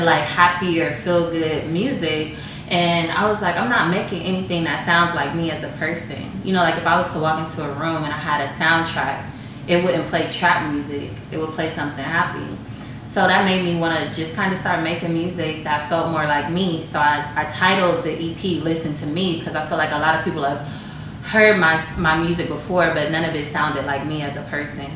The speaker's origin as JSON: {"language": "English", "region": "Ohio", "country": "United States", "moved": "yes", "lives_now": "Atlanta, United States", "said": "When I first moved to Atlanta, I'm from Ohio."}